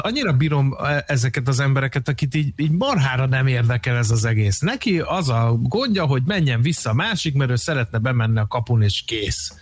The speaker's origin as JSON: {"language": "Hungarian", "town": "Dunaújváros", "region": "Fejér", "country": "Hungary", "tie": "born or raised there", "said": "Dunajvárosba, szülővárosomba"}